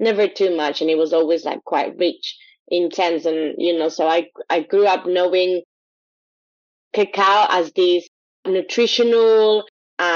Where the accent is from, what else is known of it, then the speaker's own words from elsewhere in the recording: Quito, Pichincha, Ecuador; now in United Kingdom; being from Ecuador, growing up in Ecuador